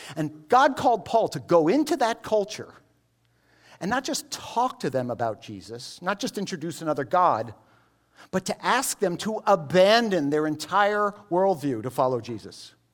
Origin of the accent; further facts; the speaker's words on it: United States; I'm an American Jew, but I, I grew up here in American culture